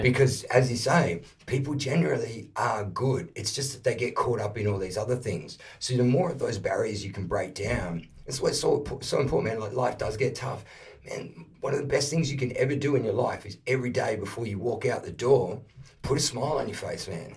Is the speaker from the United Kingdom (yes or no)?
no; Perth, Western Australia, Australia; now in Melbourne, Australia; I grew up in Perth when I made the move from Perth to Melbourne